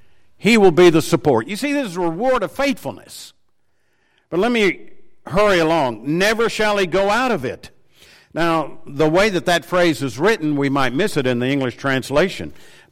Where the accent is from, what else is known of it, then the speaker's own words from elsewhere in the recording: Tennessee, United States; I said, well, I'm from Tennessee originally. And I said, why would you ask that? He said, well, you've got a certain accent. I said, I didn't know I had an accent.